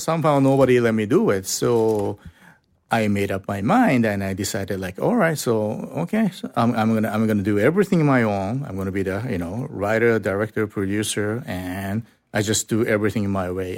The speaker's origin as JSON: {"language": "English", "region": "Osaka", "country": "Japan", "tie": "born or raised there", "second_language": "English", "said": "So we went south to my hometown"}